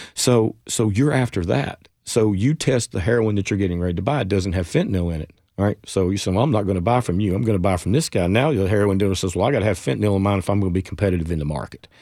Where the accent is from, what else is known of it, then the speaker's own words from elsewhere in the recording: Jonesborough, Tennessee, United States; also born or lived in Johnson City, Tennessee; I was in East Tennessee at the time, my hometown of Jonesboro in Johnson City